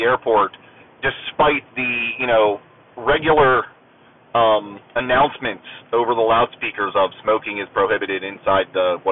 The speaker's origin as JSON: {"language": "English", "region": "Ohio Valley", "country": "United States", "tie": "born or raised there", "also_born_or_lived": "Akron, Ohio", "moved": "as an adult", "said": "centrally based there in the Ohio Valley for most of my, all of my youth"}